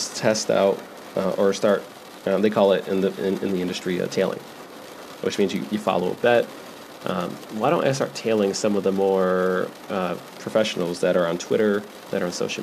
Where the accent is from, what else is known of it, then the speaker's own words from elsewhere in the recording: West Michigan, United States; moved away as an adult; also born or lived in Las Vegas, Nevada; Even though I'm from technically West Michigan, my adult life, I am from Vegas.